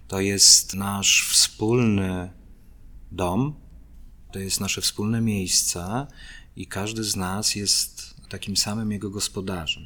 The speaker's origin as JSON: {"language": "Polish", "town": "Brodnica", "region": "Kuyavian-Pomeranian Voivodeship", "country": "Poland", "said": "pochodzę z miejscowości z trójkątnym rynkiem zbrodnicy"}